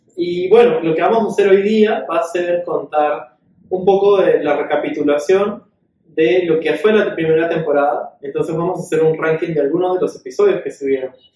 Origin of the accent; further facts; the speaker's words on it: Peru; como peruanos